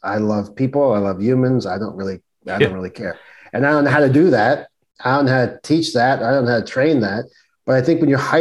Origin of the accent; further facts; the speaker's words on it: New York City, New York, United States; growing up in Brooklyn, on the streets of Brooklyn